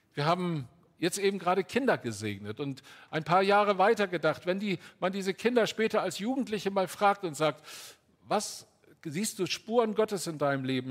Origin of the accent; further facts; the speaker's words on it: Northern Germany, Germany; also born or lived in Altes Land / Ruhr area; Ich bin auf einem Kleinbauernhof groß geworden im Norden Deutschlands